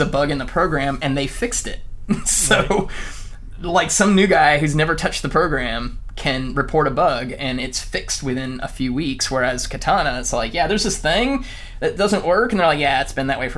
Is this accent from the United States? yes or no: yes; United States; now in Vancouver, Canada